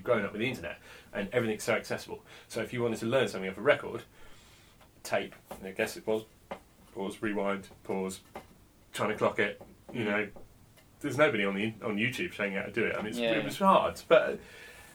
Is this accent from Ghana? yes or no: no; between Reading and Oxford, South East England, United Kingdom; also born or lived in Henley; I was born in Oxford. I didn't really live there. I sort of lived in a couple of places just sort of between Reading and Oxford